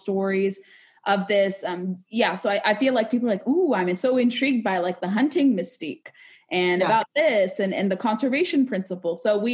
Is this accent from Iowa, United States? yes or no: no; California, United States; now in Washington, D.C. metro area, United States; I grew up in California